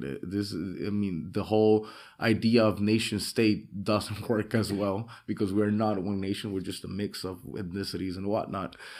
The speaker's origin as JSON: {"language": "English", "town": "San Pedro Sula", "region": "Cortés", "country": "Honduras", "tie": "born or raised there", "moved": "as an adult", "lives_now": "Roatán, Honduras", "said": "I'm here from Honduras. I was born originally in San Pedro Sula in the industrial capital."}